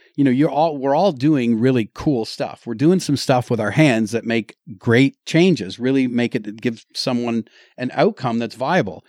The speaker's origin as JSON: {"language": "English", "town": "Lindsay", "region": "Ontario", "country": "Canada", "said": "I'm from Lindsay"}